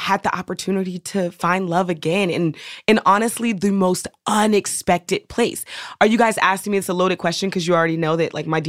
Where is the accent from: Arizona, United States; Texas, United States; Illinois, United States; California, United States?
California, United States; Oakland; But I'm so Oakland, like for real.